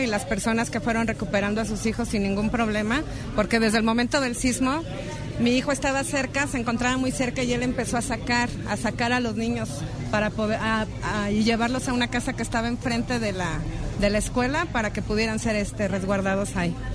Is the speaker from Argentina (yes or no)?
no; Mexico; somos mexicanos